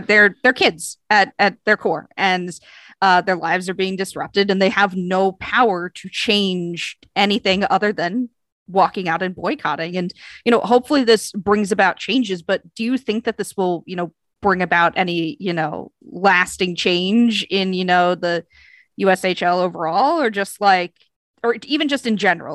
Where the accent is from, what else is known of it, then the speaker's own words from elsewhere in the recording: United States; I am American